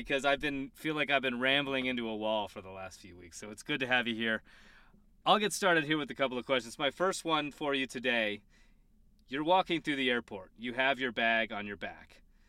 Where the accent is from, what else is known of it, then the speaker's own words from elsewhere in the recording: Colorado, United States; Yeah, I'm just from Colorado.